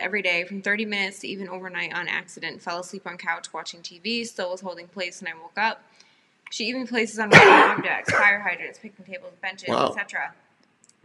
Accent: the South, United States; I was raised in... I grew up in the South

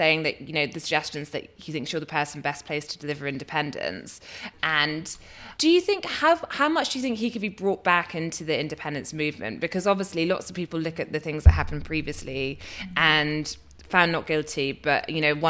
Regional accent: East Lothian, Scotland, United Kingdom; I'm from East Lothian

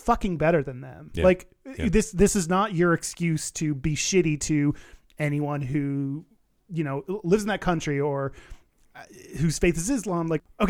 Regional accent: Qatar; Should all of us gay Qataris emigrate? I have thought of that, but this is my home country. I love my country and I'm proud of it and I don't have anywhere else to go.

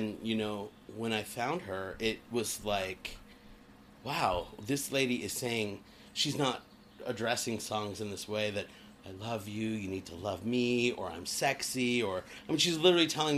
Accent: Littleton, Colorado, United States; moved away as an adult; also born or lived in Denver, Colorado; now in California, United States; I grew up in Denver, Colorado, in a little town called Littleton, Colorado

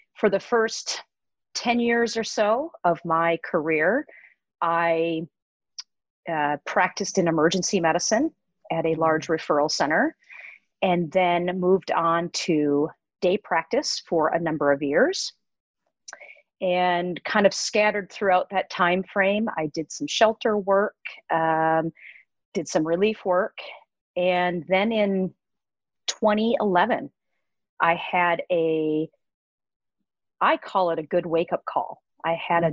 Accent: Midwest, United States; moved away as an adult; also born or lived in Minnesota / Colorado; I was born and raised in the Midwest and um, followed my path and went to veterinary school at the University of Minnesota. So, born and raised here.

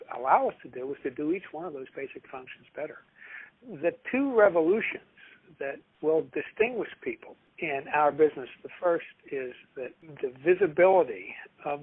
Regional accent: Philadelphia, Pennsylvania, United States; I'm from West Philadelphia

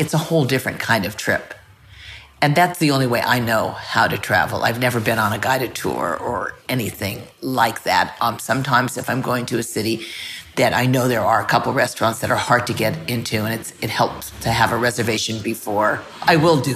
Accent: Los Angeles, California, United States; I'm from Los Angeles

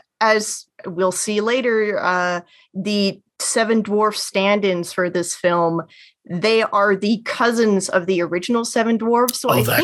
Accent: Canada; speaking as a Canadian

